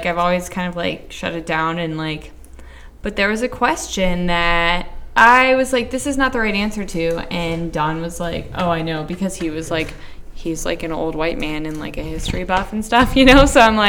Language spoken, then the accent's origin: English; Lake Havasu City, Arizona, United States; I was born in Lake Havasu City.